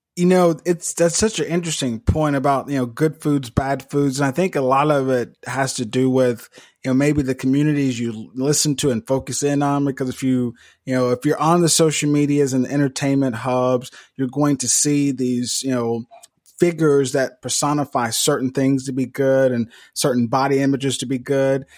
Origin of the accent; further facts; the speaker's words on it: Mississippi, United States; Devin and I, we're both from Mississippi